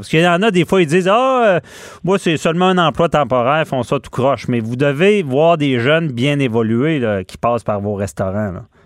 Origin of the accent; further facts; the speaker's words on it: Quebec City, Quebec, Canada; je suis de Québec